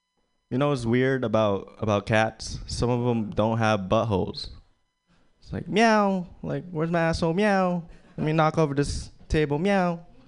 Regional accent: Philippines; I'm Filipino. That's Chinese to most of you guys. Yeah, it's kind of hard being Filipino.

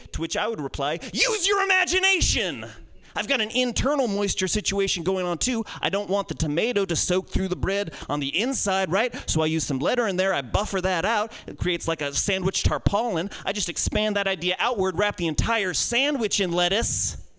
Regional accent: New York, United States; I'm from New York. Good.

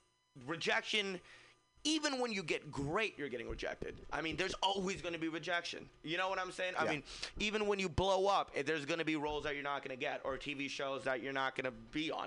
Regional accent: Fremont, California, United States; I'm from Fremont, so there's like 40 of my friends.

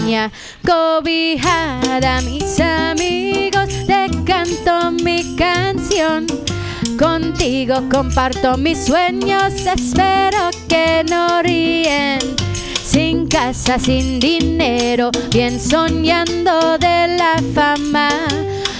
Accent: Chicago, Illinois, United States; now in San Francisco, United States; I'm from Chicago

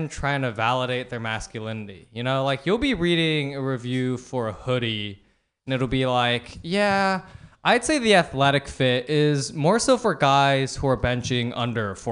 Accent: Palo Alto, California, United States; I'm from Palo Alto

